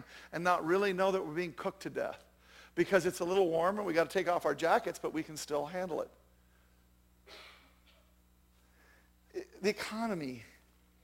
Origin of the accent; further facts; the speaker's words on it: Jackson, Wyoming, United States; I'm from Jackson Hole, Wyoming